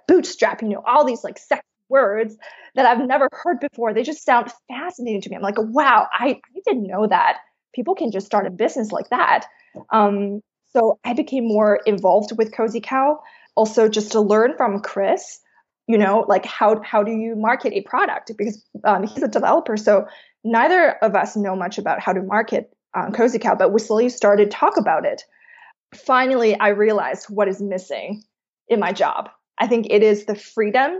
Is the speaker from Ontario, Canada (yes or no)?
no; Vancouver, British Columbia, Canada; moved away as an adult; also born or lived in New York; I'm originally from Vancouver, Canada